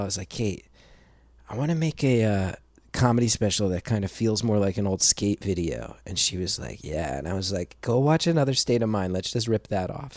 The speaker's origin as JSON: {"language": "English", "town": "West Orange", "region": "New Jersey", "country": "United States", "tie": "born or raised there", "said": "I grew up in West Orange, New Jersey"}